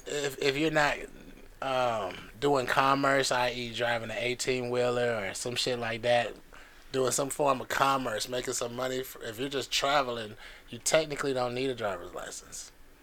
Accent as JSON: {"language": "English", "town": "Nuremberg", "region": "Bavaria", "country": "Germany", "tie": "born there", "said": "In Nürnberg."}